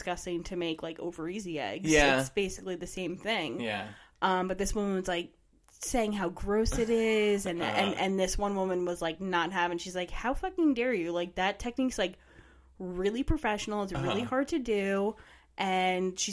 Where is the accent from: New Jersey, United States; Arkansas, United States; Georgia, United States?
New Jersey, United States; East Brunswick; We grew up in East Brunswick